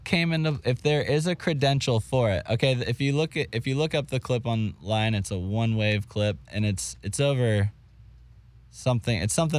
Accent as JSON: {"language": "English", "region": "Florida", "country": "United States", "said": "I'm from Florida, bro."}